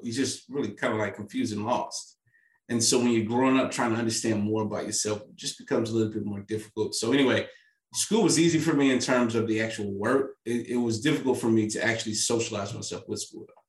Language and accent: English; St. Louis, Missouri, United States; I'm from St. Louis, Missouri